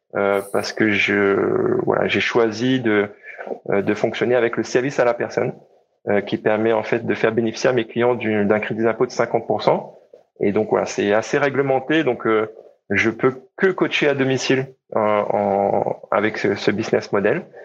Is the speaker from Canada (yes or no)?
no; Réunion; je suis né à La Réunion et j'ai grandi à La Réunion